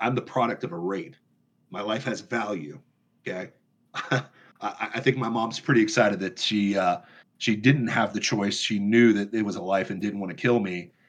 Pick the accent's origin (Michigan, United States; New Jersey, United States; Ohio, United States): Michigan, United States; And I know that because I'm from Michigan.